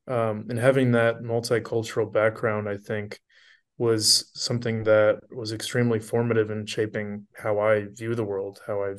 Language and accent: English; Cedar Rapids, Iowa, United States; also born or lived in Washington, D.C.; I was born and raised here in Cedar Rapids, I left to go to university at Georgetown in Washington, D.C. for 4 years. And literally within a couple of days of graduating, I came back to Iowa